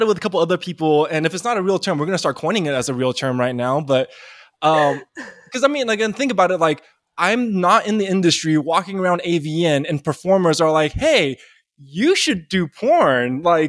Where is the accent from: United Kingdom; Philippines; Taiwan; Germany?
Taiwan; I'm from Taiwan. So okay. I'm Chinese, you know, nationally from Taiwan.